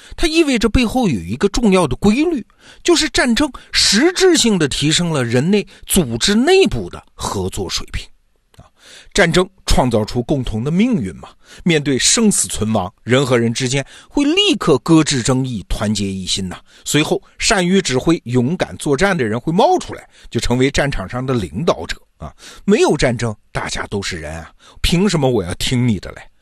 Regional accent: China; 我们中国人就经常说嘛，天下大事，合久必分，分久必合

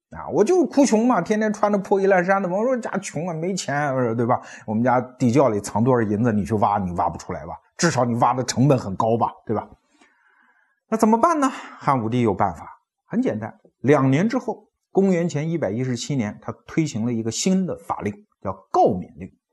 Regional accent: China; 我们中国人为什么非要去学习这种税制呢

